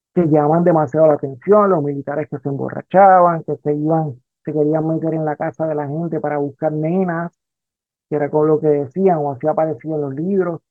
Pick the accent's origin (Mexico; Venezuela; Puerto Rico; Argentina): Puerto Rico; Rincón; also born or lived in Aguadilla, Puerto Rico; soy eh, natural de Rincón, pero Aguadilla es mi segundo pueblo. Yo pasé gran parte de mi vida ahí en, Aguadilla.